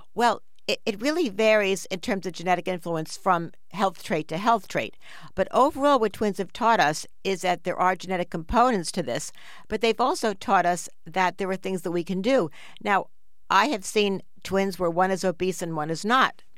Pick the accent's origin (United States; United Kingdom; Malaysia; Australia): United States; New York City, New York; we grew up in New York City on the seventh floor of a big apartment building